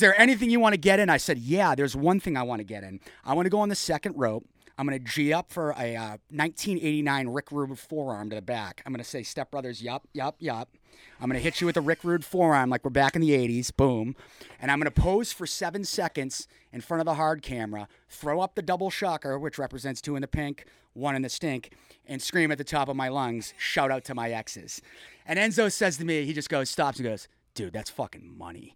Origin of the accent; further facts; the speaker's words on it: Mansfield, Massachusetts, United States; also born or lived in Foxborough, Massachusetts; I grew up in Mansfield, moved over to Foxborough